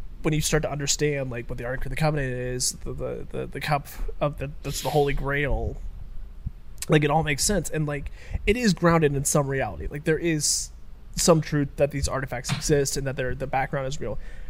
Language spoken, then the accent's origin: English; Australia; I'm Australian.